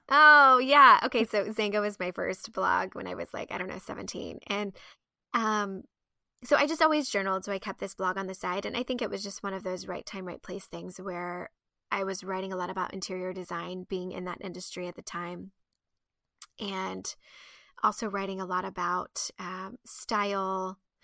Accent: Midwest, United States; I was raised in the Midwest

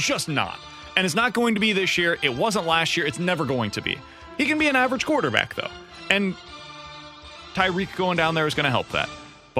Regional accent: Kansas City, Missouri, United States; I'm from Kansas City.

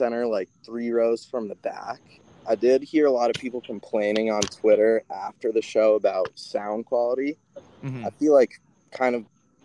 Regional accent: Fairfield County, Connecticut, United States; We're both from Fairfield County, Connecticut

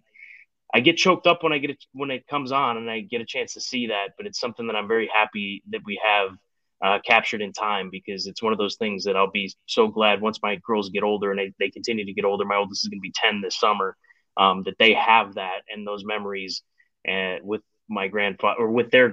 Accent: Chicago, Illinois, United States; growing up in the Chicagoland area

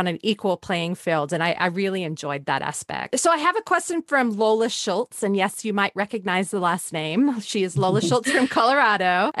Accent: Australia; moved away; growing up in Australia

